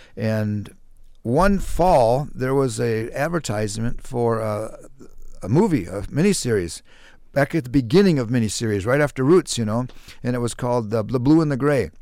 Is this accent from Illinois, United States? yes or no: no; Mankato, Minnesota, United States; also born or lived in Maryland / Ellsworth, Wisconsin; when I was ten years old, fourth grade, we moved to Mankato, and I've lived in Mankato ever since then. So most of my life, yeah, I'm a, I'm a native Mankato